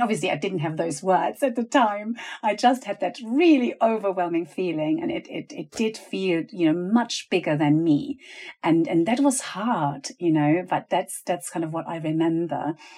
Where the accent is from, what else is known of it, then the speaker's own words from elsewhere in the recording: Venezuela; also born or lived in Germany; And I remember that moment of moving with my family from Germany to Venezuela. My parents are teachers